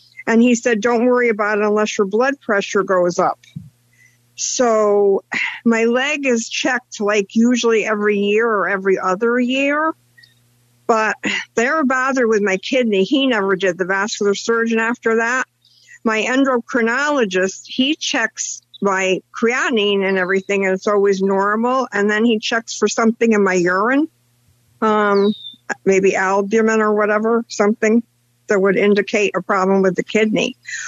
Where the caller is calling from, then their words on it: Connecticut, United States; I'm Connecticut.